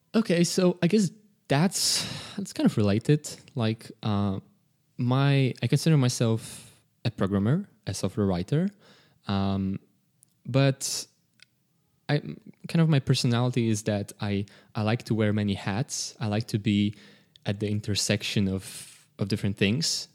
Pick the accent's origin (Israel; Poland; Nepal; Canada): Poland; we're all from Poland. Uh, we don't all live in Poland.